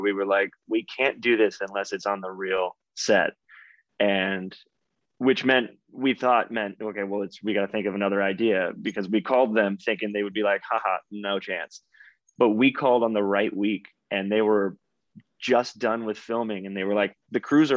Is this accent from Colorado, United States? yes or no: no; Texas, United States; I grew up in Texas